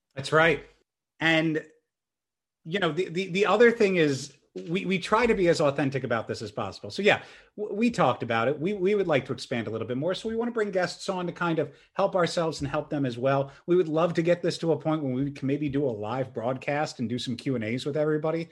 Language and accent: English; Churchville, Pennsylvania, United States; I grew up in Churchville, Pennsylvania.